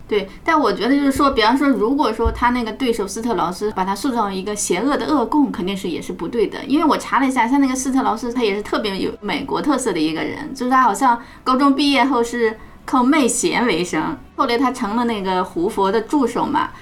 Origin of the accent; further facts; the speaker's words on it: China; 我们作为中国人会想，我们中国也失去了一代的年轻人啊，也失去了无数的民众或者财产